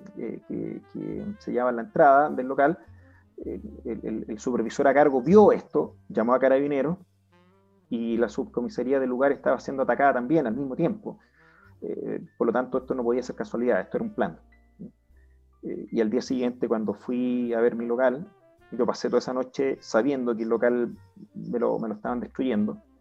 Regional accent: Chile; como chileno como padre de familia, como empresario

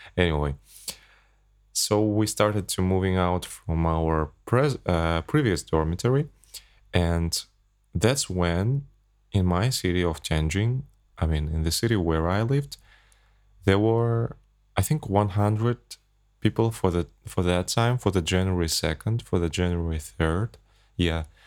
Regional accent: Kazakhstan; English is a second language; I flew back to my home country, from Abu Dhabi to Astana.

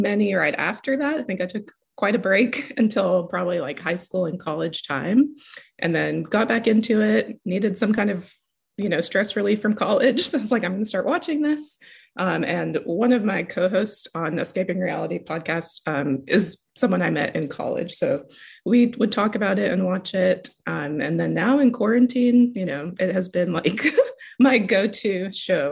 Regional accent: Tuscaloosa, Alabama, United States; moved away as an adult; also born or lived in Canada; now in Texas, United States; My family lives in Tuscaloosa. So we've been there for a long time since I was like 12

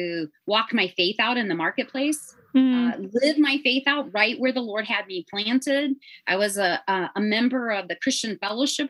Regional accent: Northwest Indiana, United States; accent: Chicago; moved away as an adult; also born or lived in Southern California; now in Arkansas, United States; I actually grew up in Northwest Indiana. So my life was very influenced by Chicago.

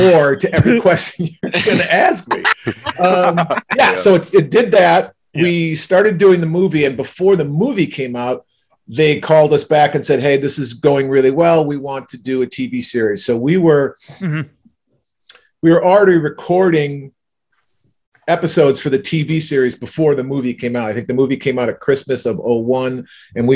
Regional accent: Chicago, Illinois, United States; moved away; I grew up in Chicago

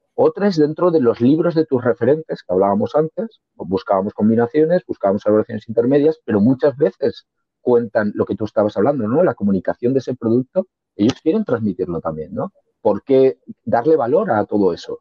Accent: Valencian Community, Spain; yo soy valenciano

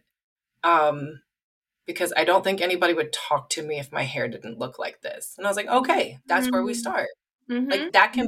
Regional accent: Midwest, United States; I grew up in the Midwest

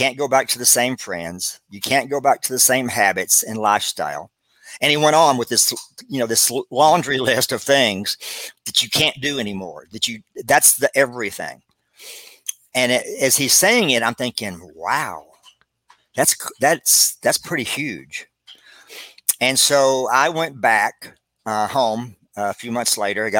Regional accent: Abilene, Texas, United States; moved away as an adult; also born or lived in Dallas, Texas; I moved to Dallas, Texas from Abilene.

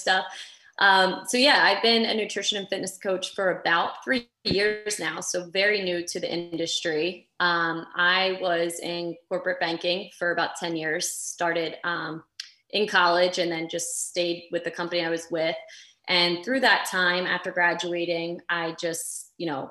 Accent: Delaware, United States; I am from the small state of Delaware, but the first state.

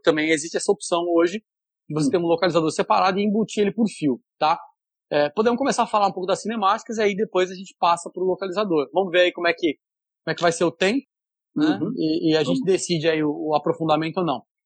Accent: São Paulo, Brazil; moved away as an adult; now in Fortaleza, Brazil; Sou paulista, mas professor aqui no Ceará, em Fortaleza, já há quase 19 anos

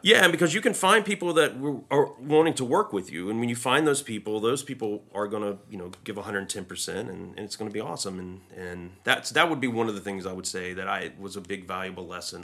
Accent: a small southern town in North Carolina, United States; moved away; growing up in my hometown, it's such a small hometown

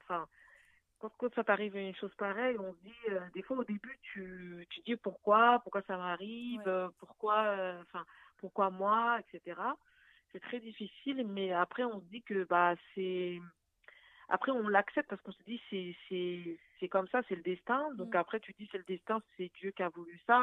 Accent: Paris, Île-de-France, France; also born or lived in Arnouville, Val d'Oise; je suis née à Paris, j'ai grandi à Paris

